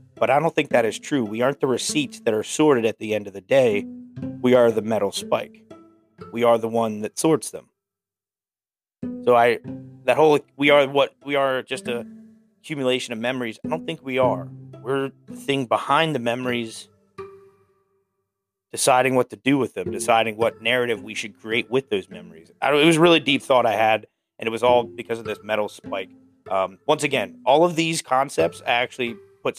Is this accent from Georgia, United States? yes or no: no; South Central Pennsylvania, United States; now in Pittsburgh, United States; where I grew up in South Central Pennsylvania